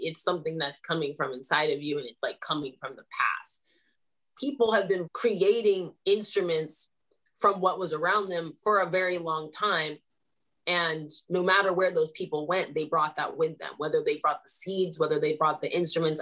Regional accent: Sacramento, California, United States; I grew up in Sacramento

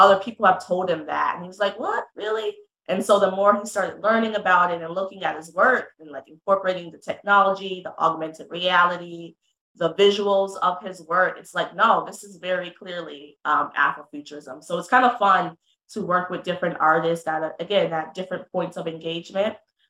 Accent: London, Connecticut, United States; So I'm from London, Connecticut, born and raised

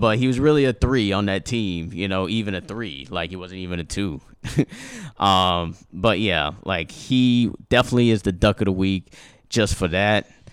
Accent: United States; my culture originates from Haiti, you know? but I grew up here

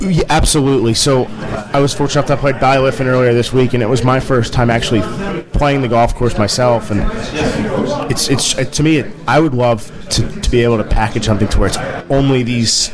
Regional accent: South Florida, United States; moved away; growing up in South Florida, we, we have a lot of wind

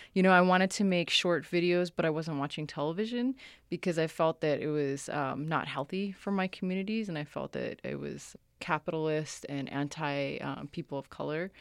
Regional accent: Somalia; moved away; I'm from Somalia

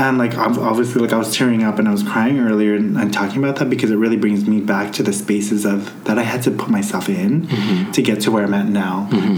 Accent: United States; growing up as an American Filipino

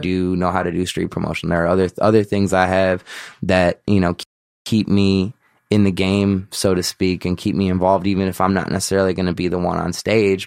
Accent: Chicago, Illinois, United States; I was from Chicago

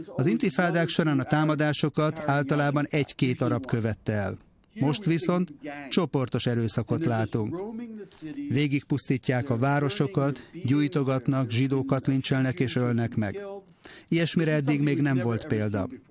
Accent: Israel

